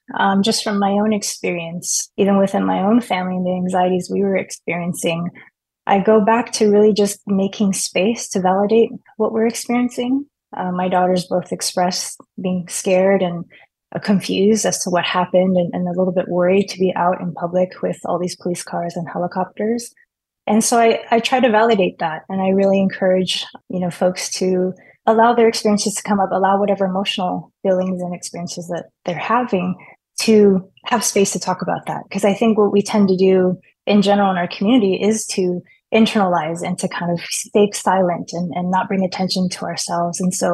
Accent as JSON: {"language": "English", "town": "Torrance", "region": "California", "country": "United States", "tie": "born or raised there", "lives_now": "San Diego, United States", "said": "Yeah, so I was born and raised in Torrance, and my parents still live there. And so my family lives in San Diego"}